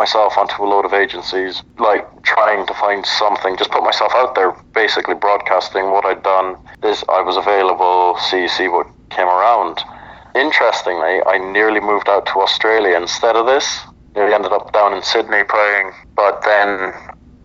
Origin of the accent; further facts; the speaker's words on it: Ireland; moved away as an adult; now in Houston, United States; As an Irishman